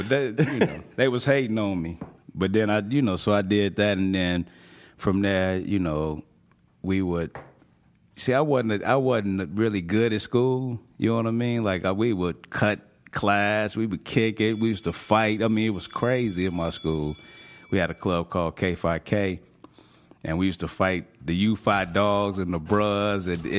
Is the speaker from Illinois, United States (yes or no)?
yes; Chicago, Illinois, United States; born or raised there